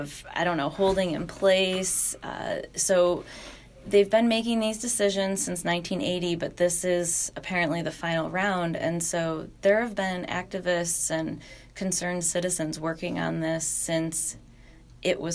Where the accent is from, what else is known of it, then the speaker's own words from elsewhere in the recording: Western New York, United States; I grew up in Western New York and I, you know, live here now